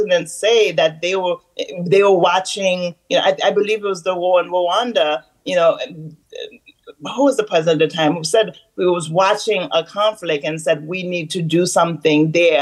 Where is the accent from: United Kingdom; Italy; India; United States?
United States; New York City, New York; also born or lived in Haiti; I was born in Haiti. I left Haiti when I was 8 years old. So I grew up here in Queens, New York